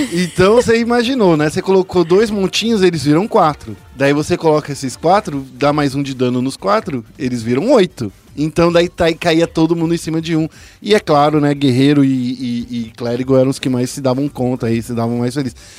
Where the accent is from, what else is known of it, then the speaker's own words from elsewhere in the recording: Brazil; a gente é brasileiro